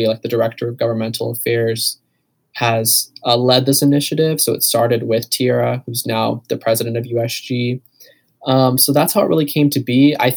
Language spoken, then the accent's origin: English; Canal Fulton, Ohio, United States; I'm from Canal Fulton, Ohio, so like 45 minutes south